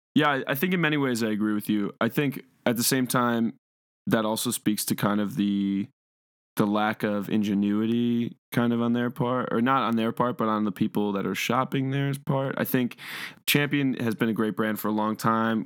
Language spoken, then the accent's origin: English; Cleveland, Ohio, United States; I'm from Cleveland